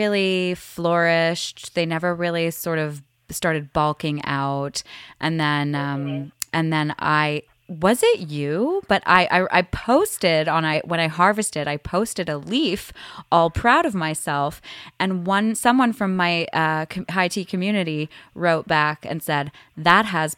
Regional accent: Canada; we're Canadian

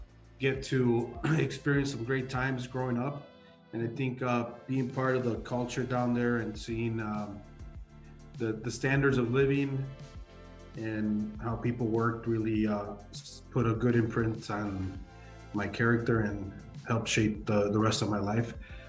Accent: Chicago, Illinois, United States; also born or lived in Mexico; You know, I was born in Chicago. I grew up there. I grew up here for a few years.

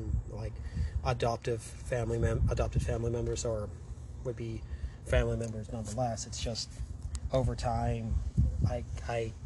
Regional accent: Toronto, Ontario, Canada; I was raised in Southern Ontario, in the GTA.

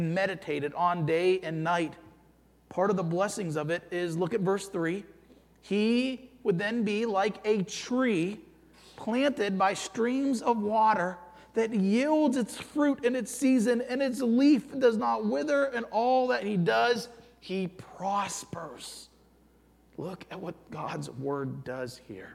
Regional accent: Youngstown, Ohio, United States; moved away; I grew up in Youngstown, Ohio

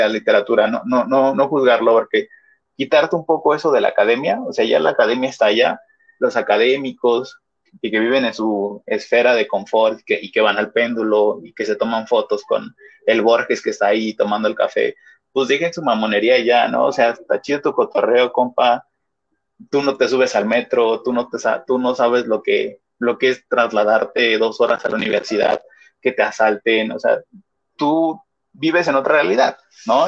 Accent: Mexico City, Mexico; yo, de donde vengo o de, donde soy, en Iztapalapa

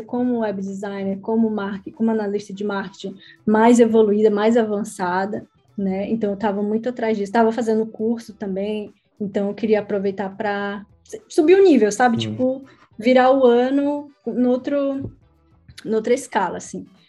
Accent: Brazil; moved away as an adult; also born or lived in Egypt; now in Portugal; quando eu saí do Brasil

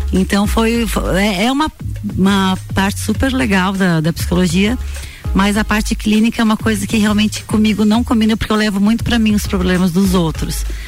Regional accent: Lages, Santa Catarina, Brazil; also born or lived in Florianópolis / Itajaí / Balneário Camboriú; eu sou lagiana

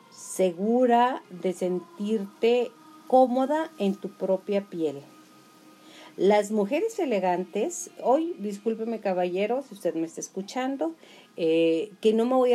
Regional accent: Julimes, Chihuahua, Mexico; now in Chihuahua, Mexico; ya sabe que yo soy de Julimes y que esto está transmitiéndose desde Chihuahua, Chihuahua.

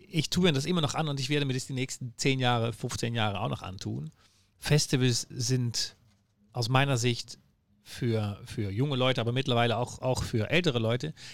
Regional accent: Netherlands; German is a second language; moved away as an adult; now in Hamburg, Germany; Ich bin Holländer, das hört man auch wahrscheinlich. Ähm, ich bemühe mich, Deutsch zu reden.

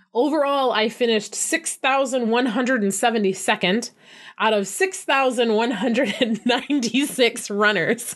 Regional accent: Flint, Michigan, United States; Flint, my hometown

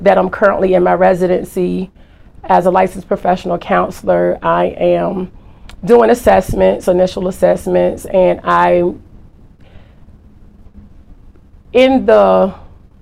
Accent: Norfolk, Virginia, United States; also born or lived in Turkey; I was born in Turkey. My dad was military. Then I was raised in Norfolk, Virginia.

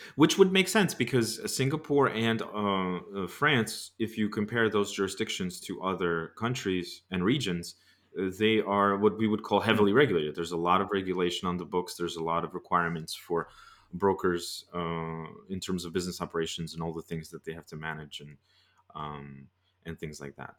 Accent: United States; me being an American

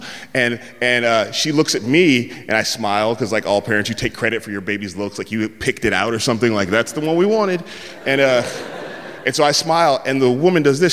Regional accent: San Francisco, California, United States; I'm from San Francisco

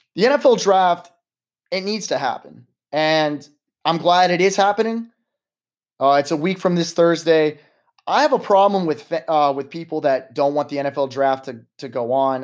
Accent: United States; as an American society

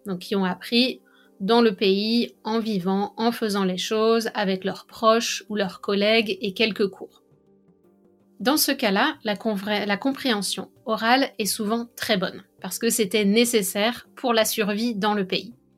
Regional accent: France; accent: French; mon accent français

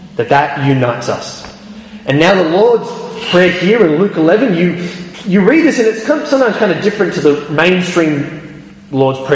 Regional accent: Australia; moved away; I can remember back in Australia watching the football

